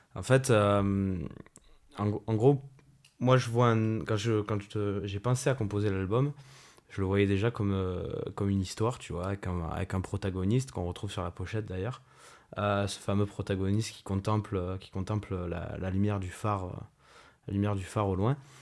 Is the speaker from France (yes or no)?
yes; Marseille, Provence-Alpes-Côte d'Azur, France; now in Toulon, France; je viens, de, je de Marseille à la base et maintenant, maintenant je suis toulonnais